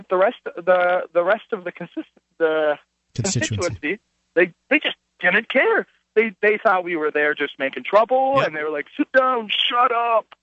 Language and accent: English; Fargo, North Dakota, United States; also born or lived in Moorhead, Minnesota; I'm from Fargo.